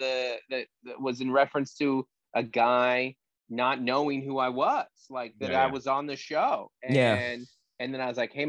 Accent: Federal Way, Washington, United States; where I grew up in Federal Way, Washington

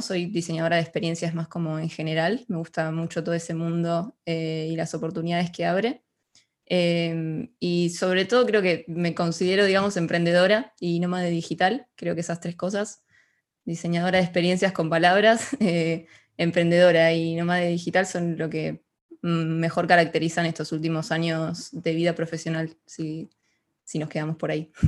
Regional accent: Ushuaia, Tierra del Fuego, Argentina; moved away as an adult; now in Buenos Aires, Argentina; yo crecí en Ushuaia, es una ciudad al sur de, de Argentina

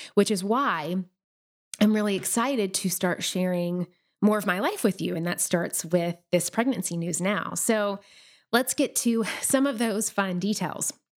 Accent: Nashville, Tennessee, United States; moved away as an adult; we made the move back to Nashville, which is my hometown this past summer.

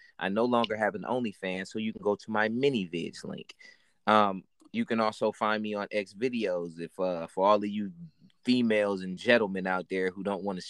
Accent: Milwaukee, Wisconsin, United States; Milwaukee just won their NBA championship. That's my hometown.

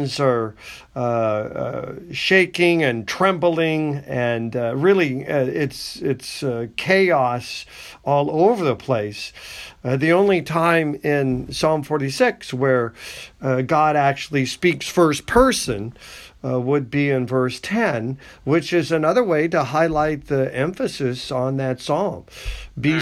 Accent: United States; I'm an American.

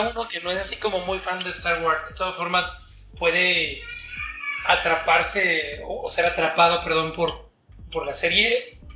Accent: Mexico City, Mexico; moved away as an adult; now in Mexicali, Mexico; soy chilango de nacimiento, pero cachanilla por adopción

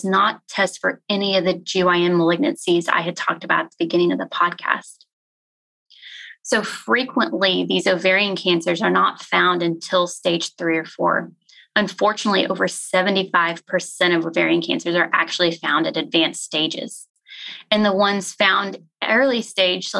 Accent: Pleasanton, Texas, United States; also born or lived in Galveston, Texas / Memphis, Tennessee; now in Fort Worth, United States; I grew up in a town called Pleasanton, which is about 30 minutes south of San Antonio.

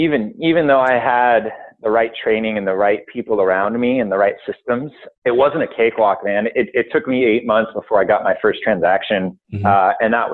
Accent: Santa Barbara, California, United States; moved away as an adult; also born or lived in Hawaii; I moved back to my hometown of Santa Barbara

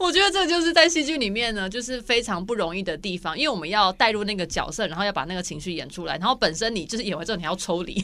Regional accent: Taiwan; 我们台湾人

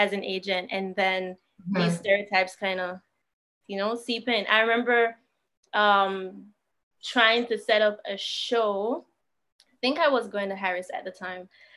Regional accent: Jamaica; being a Jamaican

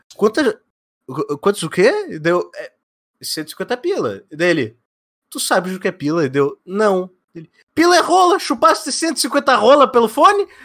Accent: Curitiba, Paraná, Brazil; now in Rio Grande do Sul, Brazil; Eu sou nascido de Curitiba e moro no Rio Grande do Sul.

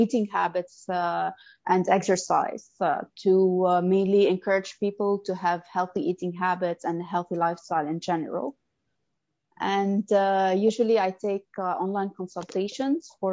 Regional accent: Lebanon; moved away as an adult; now in Abu Dhabi, United Arab Emirates; I'm from Lebanon, and I moved to Abu Dhabi 8 years ago

